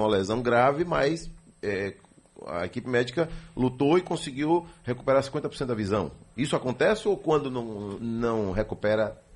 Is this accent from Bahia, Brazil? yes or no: yes; Guanambi, Bahia, Brazil; now in Feira de Santana, Brazil; Eu sou de Guanambi. Guanambi, Bahia.